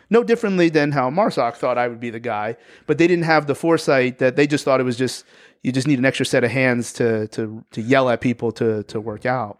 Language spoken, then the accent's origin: English; New Jersey, United States; I'm from New Jersey